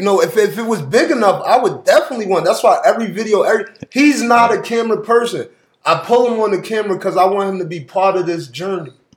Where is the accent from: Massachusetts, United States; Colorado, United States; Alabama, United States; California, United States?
Massachusetts, United States; Springfield; also born or lived in Jersey City, New Jersey / Pennsylvania; I grew up in Springfield, Massachusetts. I'm born in Jersey City